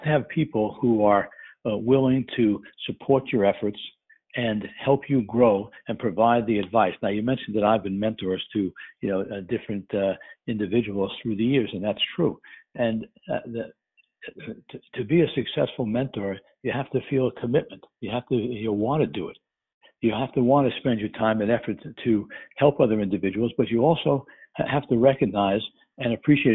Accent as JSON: {"language": "English", "region": "New York", "country": "United States", "also_born_or_lived": "Milwaukee", "moved": "as an adult", "said": "I'm from New York, and by leaving New York, I experienced the Midwest."}